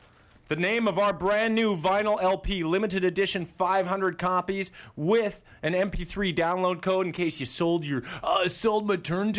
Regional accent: Fort St. John, British Columbia, Canada; No, we're from Fort St. John, BC, northern tip of British Columbia. Northern tip, man.

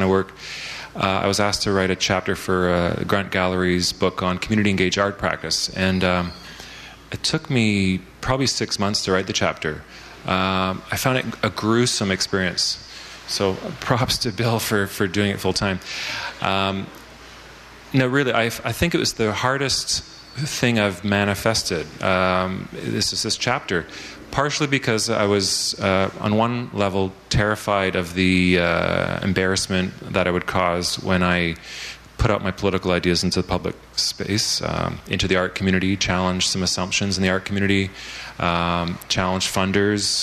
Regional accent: Vancouver, British Columbia, Canada; this is also my hometown

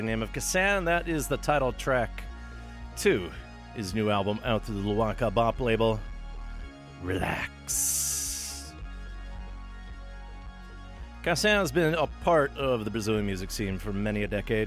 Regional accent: Thunder Bay, Ontario, Canada; From my hometown of Thunder Bay, Ontario

